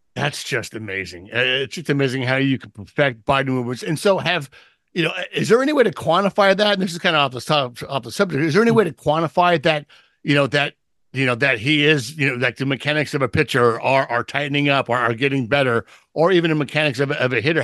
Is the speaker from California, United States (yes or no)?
yes; San Diego, California, United States; this is my hometown, this is my hometown team